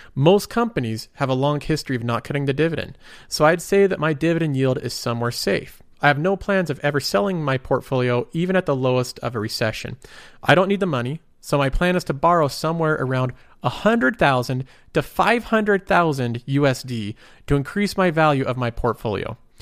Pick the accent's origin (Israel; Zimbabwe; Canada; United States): United States; I'm also American